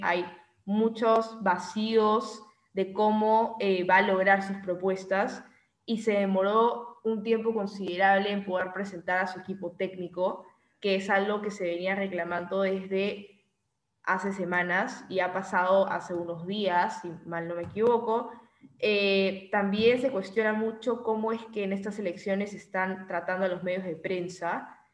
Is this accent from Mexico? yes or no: no; Peru; nos preocupan como peruanos